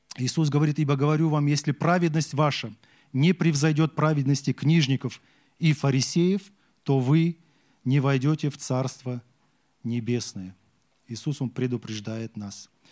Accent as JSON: {"language": "Russian", "country": "Kazakhstan", "said": "Я вот казах"}